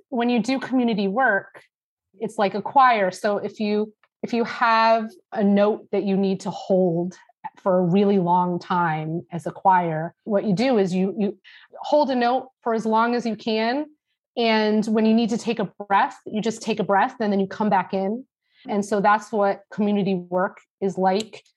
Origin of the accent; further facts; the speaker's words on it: East Lyme, Connecticut, United States; I grew up in East Lyme